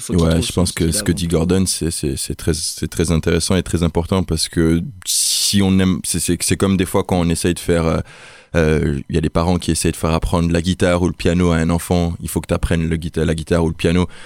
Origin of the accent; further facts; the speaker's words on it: Nigeria; moved away as an adult; now in France; Moi j'ai grandi au Nigeria